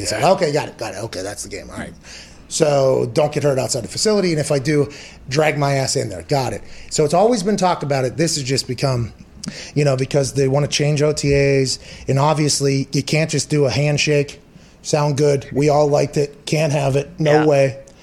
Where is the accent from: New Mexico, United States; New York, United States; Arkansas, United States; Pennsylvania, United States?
Pennsylvania, United States; Pittsburgh; I come from Pittsburgh